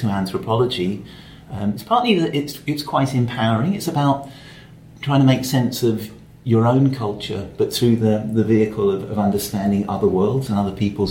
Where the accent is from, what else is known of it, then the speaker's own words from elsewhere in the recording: London, United Kingdom; I grew up in London